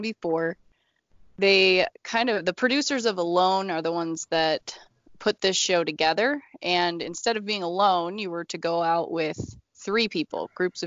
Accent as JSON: {"language": "English", "region": "Idaho", "country": "United States", "tie": "born or raised there", "moved": "as an adult", "lives_now": "Montana, United States", "said": "right now I live in Montana. I grew up in Idaho."}